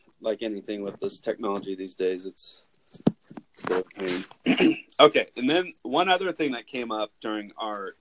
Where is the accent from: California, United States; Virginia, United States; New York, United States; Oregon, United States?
California, United States; Santa Clara County; now in Monterey County, United States; I belong to the library where I grew up in Santa Clara County and then down here in Monterey County